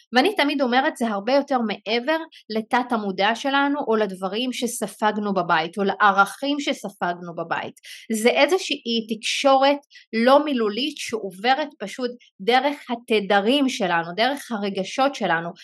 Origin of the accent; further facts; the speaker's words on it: Israel; הרקע שלי בתור אה, ערבייה מוסלמית אני מערבי 48